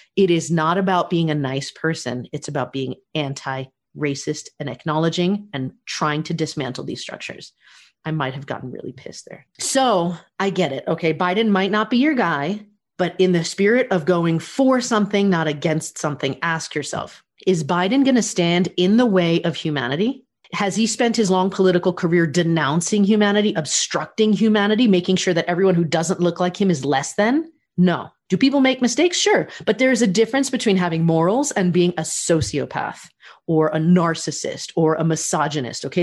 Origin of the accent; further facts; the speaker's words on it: United States; I'm an American